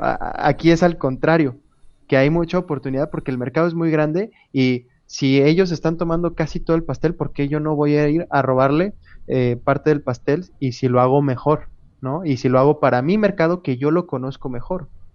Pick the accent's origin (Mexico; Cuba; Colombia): Mexico; Querétaro; also born or lived in Monterrey; Yo soy de Querétaro, me fui a Monterrey, pero conservé en WhatsApp mi número de Querétaro